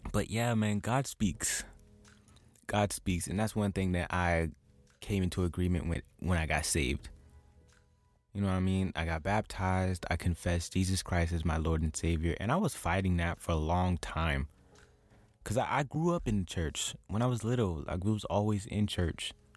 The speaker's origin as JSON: {"language": "English", "town": "St. Petersburg", "region": "Florida", "country": "United States", "said": "I'm from Saint Petersburg"}